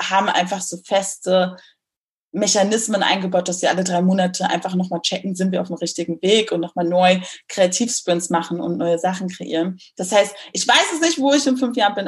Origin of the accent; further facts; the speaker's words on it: Berlin, Germany; moved away as an adult; also born or lived in Munich; musste dann als Berlinerin nach München ziehen